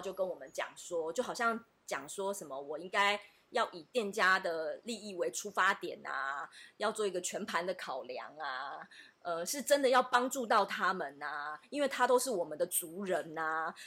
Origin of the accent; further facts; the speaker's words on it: Taiwan; 我认为我是台湾人